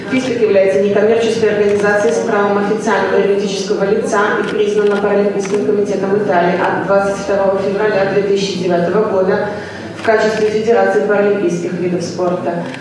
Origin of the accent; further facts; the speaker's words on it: Germany; В Германии, в стране, откуда я родом инвалидов по зрению различных профессий хорошим подспорьем служат новейшие технологические разработки и вспомогательные девайсы.